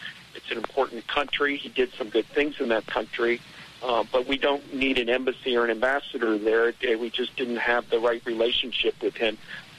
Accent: Ohio, United States; I grew up in Ohio

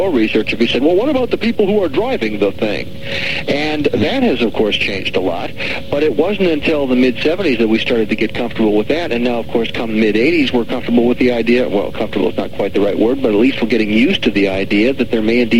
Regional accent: Milwaukee, Wisconsin, United States; moved away; I was born and raised in Milwaukee, Wisconsin. Sad to say, I left in 1967

